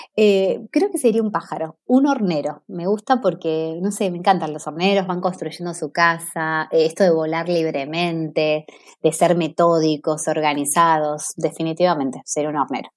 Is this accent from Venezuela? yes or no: no; Argentina